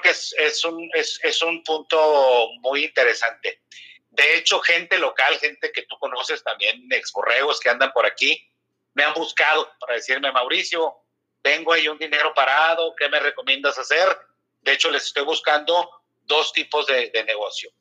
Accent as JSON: {"language": "Spanish", "region": "Mexico City", "country": "Mexico", "tie": "born or raised there", "also_born_or_lived": "San Luis Río Colorado, Sonora / Torreón", "said": "Yo estuve en México, realmente nada más nací en Sonora. Ah, estuve en México, jugué, mis, infantiles en, en Riders de Arboledas."}